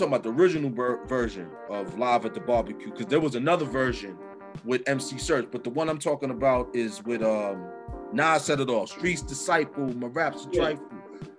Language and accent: English; Roosevelt, New York, United States; also born or lived in Saint Vincent and the Grenadines; I'm from Roosevelt, New York, shout outs to the Velt X21.